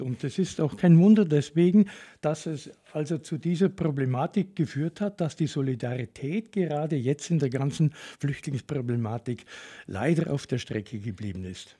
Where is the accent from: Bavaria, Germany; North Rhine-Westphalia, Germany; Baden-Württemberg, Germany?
Bavaria, Germany; Bad Hindelang; also born or lived in Rettenberg / Upper Palatinate; Ich komme gebürtig aus der Gemeinde Hindelang, aus einem kleinen Ort namens Reckenberg.